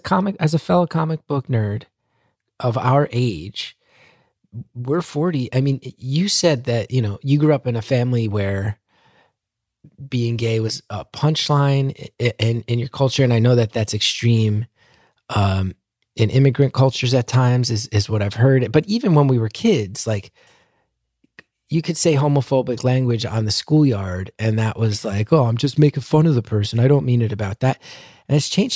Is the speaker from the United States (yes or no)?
yes; New Jersey, United States; also born or lived in Astoria, New York; growing up in New Jersey.